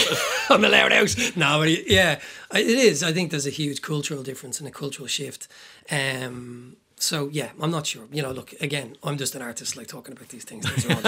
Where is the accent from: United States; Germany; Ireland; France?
Ireland; Dublin, Leinster; I grew up in Talla.